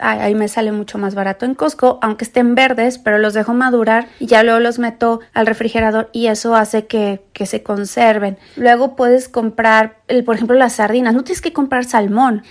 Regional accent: Mexico; now in United States; yo soy mexicana, ¿verdad? Pero bueno, yo vivo en Estados Unidos

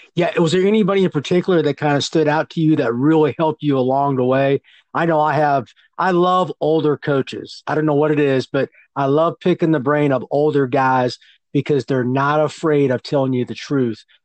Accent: California, United States; I'm from California

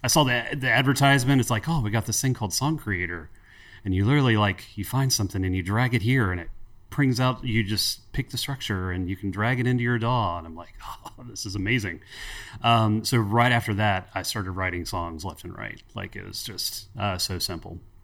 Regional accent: Cincinnati, Ohio, United States; moved away as an adult; also born or lived in Northern Kentucky; now in Huntington, United States; I grew up in Cincinnati, Ohio. The wife and I moved, uh, to Huntington, West Virginia about fifteen, sixteen years ago

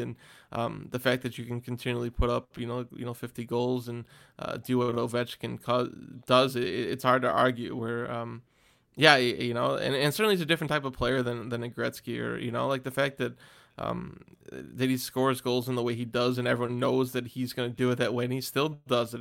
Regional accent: United States; as an American

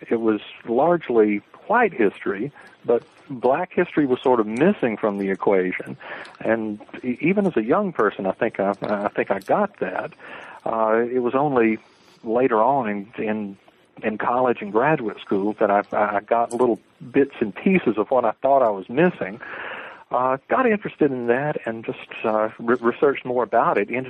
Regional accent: the South, United States; Uh, I'm from the South generally. I was sort of an Army brat. We lived uh, a number of places. Uh, but I suppose living living in the South, growing up in the South

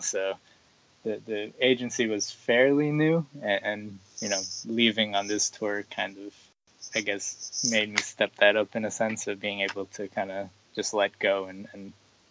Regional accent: New York, United States; growing up in New York

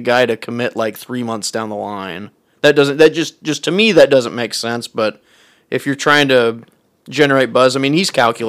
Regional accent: Edmond, Oklahoma, United States; I grew up in Edmond.

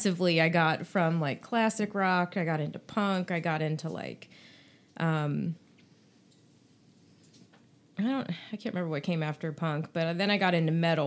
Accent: Winchester, Virginia, United States; I'm from the Winchester area

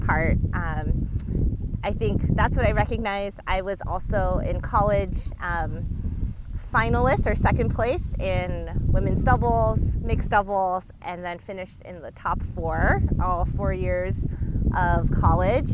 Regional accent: D.C. area, Maryland, United States; I grew up in the Maryland, D.C. area

